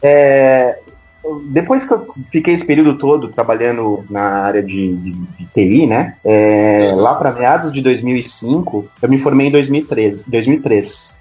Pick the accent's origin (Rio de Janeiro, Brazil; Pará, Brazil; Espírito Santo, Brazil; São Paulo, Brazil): São Paulo, Brazil; eu sou de São Paulo, capital